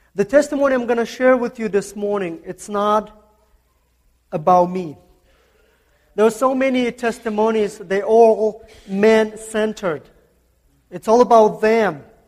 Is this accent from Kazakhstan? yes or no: yes; Kazakhstan; English is a second language; moved away; I'm from Central Asia. Central Asia, it's a, uh, uh, it's a country called Kazakhstan.